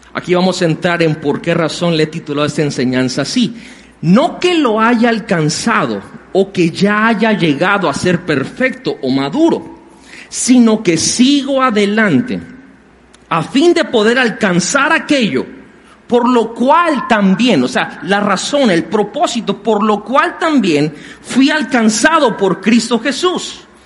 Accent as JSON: {"language": "Spanish", "country": "Mexico", "said": "los que somos de aquí de México somos mexicanos"}